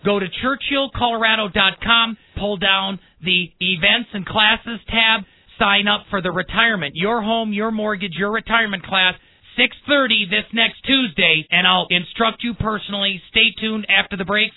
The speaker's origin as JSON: {"language": "English", "town": "Milwaukee", "region": "Wisconsin", "country": "United States", "tie": "born or raised there", "said": "I was born and raised in Milwaukee"}